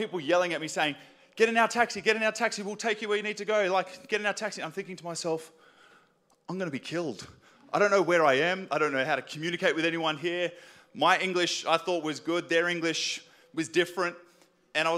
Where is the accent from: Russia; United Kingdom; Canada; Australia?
Australia; Sydney, New South Wales; I grew up in Western Sydney